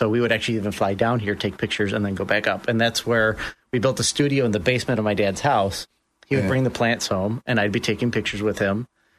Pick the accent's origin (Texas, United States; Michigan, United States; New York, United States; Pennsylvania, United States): Michigan, United States; Detroit; moved away; I grew up in Metro Detroit. Started working for my dad when I could crawl.